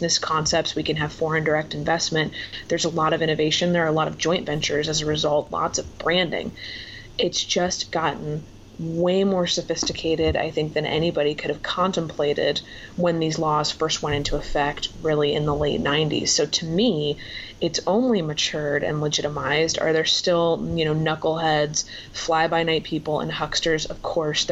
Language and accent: English; Florida, United States; moved away as an adult; now in Washington, United States; That's where I'm from.